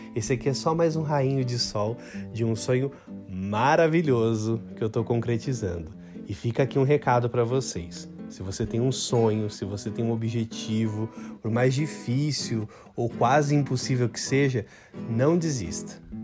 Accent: São Paulo, Brazil; nasci em São Paulo, moro em São Paulo

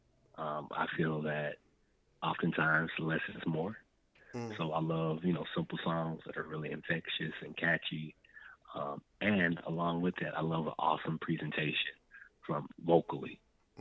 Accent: Bastrop, Louisiana, United States; My hometown is called Bastrop, Louisiana

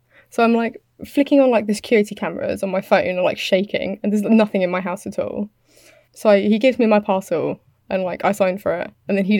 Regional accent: United Kingdom; I'm British.

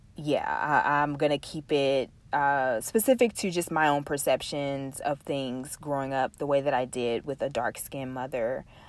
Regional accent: Texas, United States; We are from the South, um, from Texas, to be exact

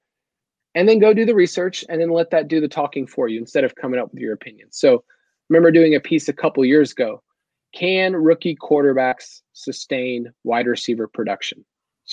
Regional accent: the South, United States; I'm from the South. It's rough sometimes the way I talk

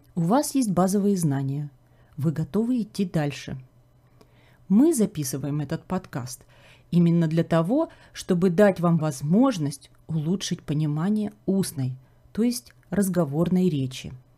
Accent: Kharkiv, Kharkiv Oblast, Ukraine; moved away as an adult; now in Canada; город Харьков. Это мой родной город

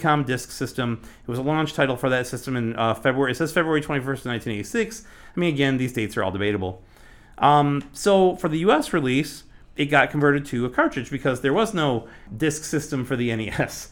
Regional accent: Michigan, United States; moved away; I'm from Michigan originally. We, we, we, uh, record out of Michigan and, uh, just recently moved back a couple years ago.

